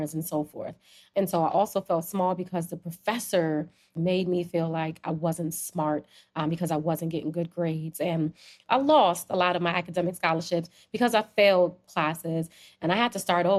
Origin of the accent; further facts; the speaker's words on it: New Jersey, United States; also born or lived in Trinidad; I was born in Trinidad and I came up here when I was a baby. I came to New Jersey when I was a baby